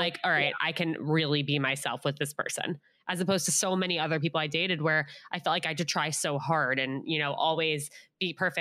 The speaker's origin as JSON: {"language": "English", "country": "United States", "tie": "born or raised there", "said": "I just grew up in a little town outside of New York City"}